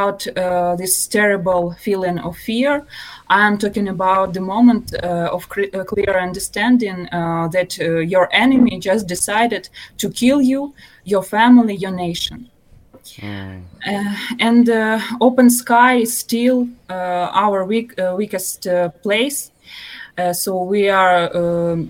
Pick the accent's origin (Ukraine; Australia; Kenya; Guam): Ukraine